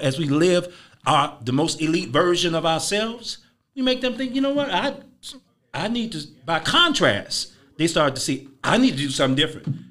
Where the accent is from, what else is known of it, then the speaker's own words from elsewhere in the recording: Chicago, Illinois, United States; I'm from Chicago